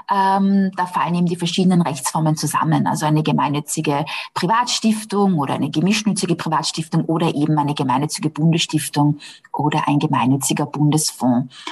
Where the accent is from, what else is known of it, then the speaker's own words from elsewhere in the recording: Austria; ist das bei uns in Österreich gar nicht so.